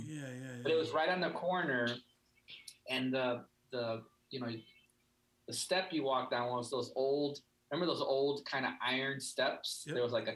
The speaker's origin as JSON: {"language": "English", "town": "Chicago", "region": "Illinois", "country": "United States", "tie": "born or raised there", "said": "I mean, you know, it wasn't the suburbs, that's for sure."}